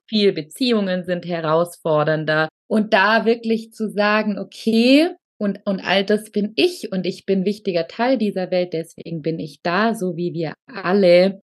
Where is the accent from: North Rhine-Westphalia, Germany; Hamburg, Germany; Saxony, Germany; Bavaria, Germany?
Bavaria, Germany; Allgäu; moved away; Ich komme ursprünglich aus dem Allgäu